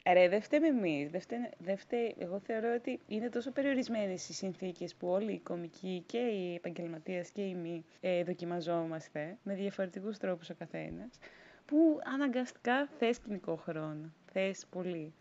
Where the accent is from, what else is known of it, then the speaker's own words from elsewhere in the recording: Rhodes, South Aegean, Greece; moved away as an adult; now in Athens, Greece; εγώ είμαι από Ρόδο, μεγάλωσα, γεννήθηκα εκεί